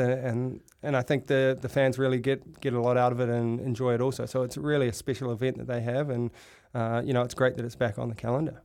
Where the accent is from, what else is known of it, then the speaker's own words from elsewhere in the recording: North Shore, New South Wales, Australia; moved away as an adult; also born or lived in Europe; I grew up on the North Shore